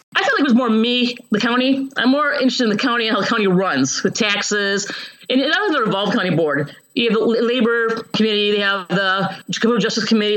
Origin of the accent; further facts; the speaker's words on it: Chicago, Illinois, United States; moved away as an adult; also born or lived in Hawaii / California / Seattle / Ohio; now in Champaign-Urbana, United States; I grew up in um, Chicago originally, the suburbs of Chicago, but I've moved around the country in my 20s Hawaii